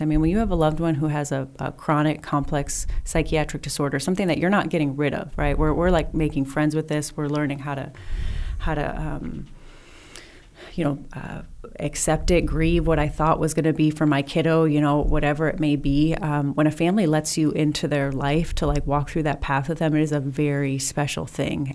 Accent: southern Wisconsin, United States; moved away; also born or lived in Temecula; I grew up in southern Wisconsin, really small town

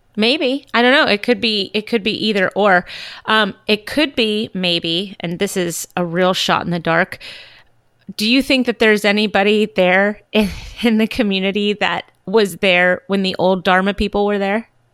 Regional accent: California, United States; I'm from California

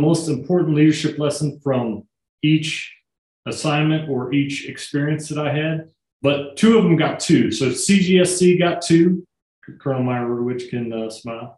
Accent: northern Missouri, United States; also born or lived in Kansas City; now in Cheyenne, United States; I was born in Kansas City, grew up kind of in northern Missouri

